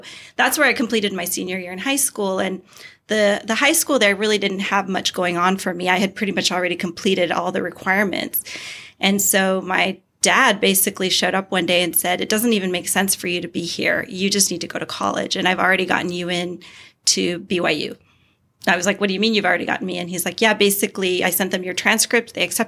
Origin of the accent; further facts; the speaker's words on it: Costa Rica; also born or lived in El Salvador; now in United States; I was born in Costa Rica. So it's a small country in Central America.